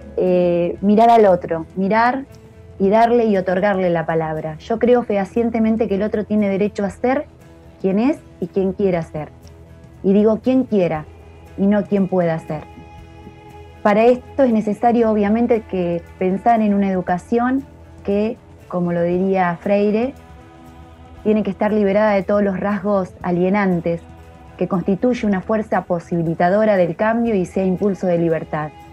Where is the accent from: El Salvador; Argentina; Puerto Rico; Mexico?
Argentina; La Pampa